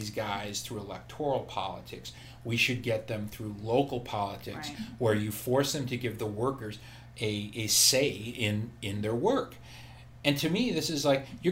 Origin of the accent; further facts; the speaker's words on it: Madison, Wisconsin, United States; now in Bay Area, United States; I grew up with in Madison, Wisconsin